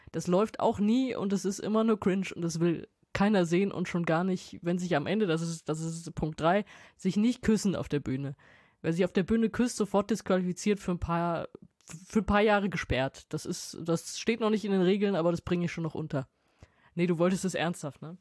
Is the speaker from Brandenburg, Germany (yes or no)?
no; Wiesbaden, Hesse, Germany; also born or lived in Mainz; Ich bin ja in Mainz zur Schule gegangen aus Wiesbaden